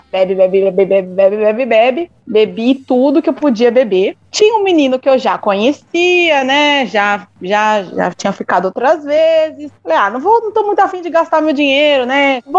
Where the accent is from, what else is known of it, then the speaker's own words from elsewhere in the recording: São Paulo, Brazil; Faço engenharia química na USP de Lorena, mas sou de São Paulo.